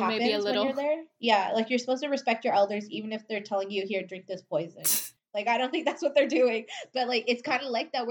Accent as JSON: {"language": "English", "country": "United States", "tie": "born or raised there", "said": "growing up in America, I always felt like an outsider here because I wasn't American enough"}